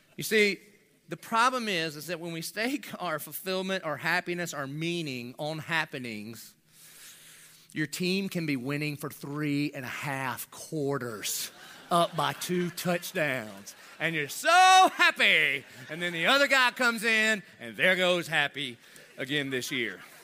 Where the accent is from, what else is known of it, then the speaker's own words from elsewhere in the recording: United States; I'm about as American as it gets.